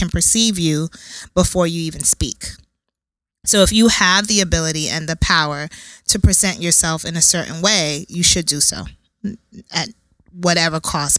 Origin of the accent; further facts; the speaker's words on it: New York City, New York, United States; I'm from Brooklyn, born and raised. My mom and my dad are from West Africa, Ghana.